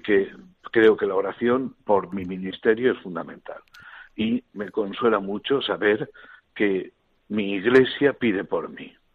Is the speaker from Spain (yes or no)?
yes; Elche, Valencian Community, Spain; moved away; mi parroquia y en mi pueblo, que es Elche